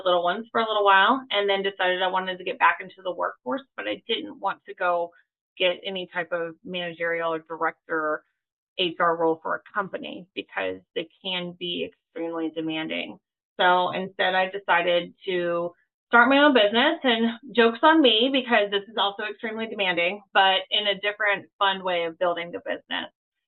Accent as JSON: {"language": "English", "region": "Florida Panhandle", "country": "United States", "tie": "born or raised there", "said": "I grew up in the Panhandle"}